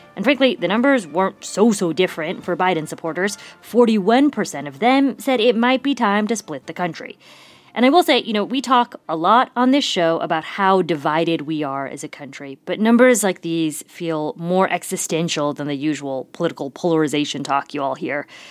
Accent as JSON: {"language": "English", "region": "Indiana", "country": "United States", "tie": "born or raised there", "moved": "yes", "said": "I'm from Indiana, proud Hoosier, but I look back at my childhood, I look back at the schools I went"}